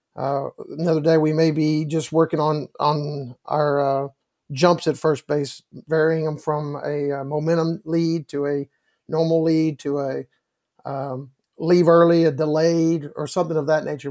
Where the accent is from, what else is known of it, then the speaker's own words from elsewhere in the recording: Round Rock, Texas, United States; I get to coach in the, in, in Round Rock, Texas, my hometown